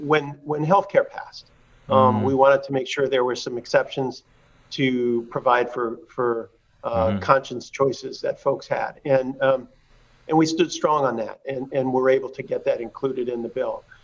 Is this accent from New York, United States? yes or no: no; Hagerstown, Indiana, United States; I'll throw this in as a promo for my home state, Hagerstown, Indiana, Little League team was